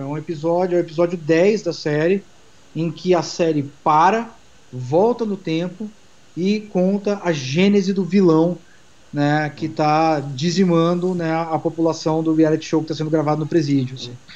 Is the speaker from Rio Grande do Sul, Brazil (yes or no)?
yes; Rio Grande do Sul, Brazil; now in São Paulo, Brazil; eu sou gaúcho paulista, né, porque eu sou paulista, cresci no Rio Grande do Sul, mas é, é, minha família é toda aqui de São Paulo